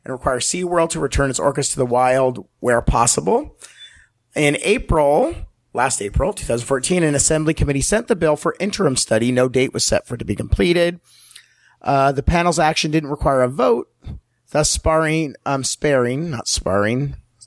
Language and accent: English; San Diego, California, United States; it's San Diego and it's my hometown